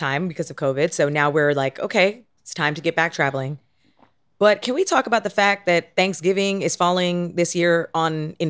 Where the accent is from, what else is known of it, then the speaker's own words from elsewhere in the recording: Canada; now in United States; I am Canadian.